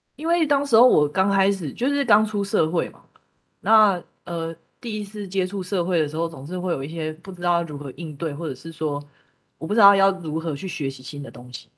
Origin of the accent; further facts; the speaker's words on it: Taipei, Taiwan; also born or lived in countryside (unspecified rural area); 直到我搬到台北之后